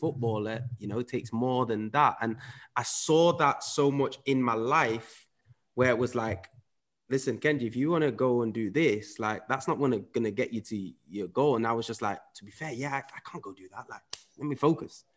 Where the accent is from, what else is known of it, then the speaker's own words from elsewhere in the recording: England, United Kingdom; also born or lived in Netherlands / Huddersfield; I grew up in England, so at five, I moved over to, to, to the U K, uh, where my dad then moved to Huddersfield